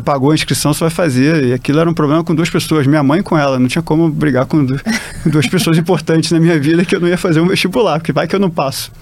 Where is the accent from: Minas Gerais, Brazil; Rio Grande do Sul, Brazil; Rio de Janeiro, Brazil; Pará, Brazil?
Rio de Janeiro, Brazil; moved away as an adult; also born or lived in São Paulo / Fortaleza / Recife; Sou carioca, já morei em tanto lugar assim no Brasil que já me considero mais um cidadão do Brasil